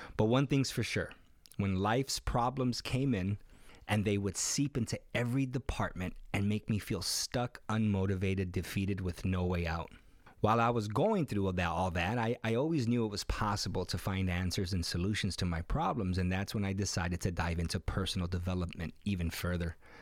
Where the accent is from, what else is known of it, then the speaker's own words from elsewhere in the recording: Chicago, Illinois, United States; moved away as an adult; now in San Diego, United States; I was born here in sunny San Diego, California, where we currently reside, but I grew up in Humble Park, the west side of Chicago, from the age of two up until about seventeen or eighteen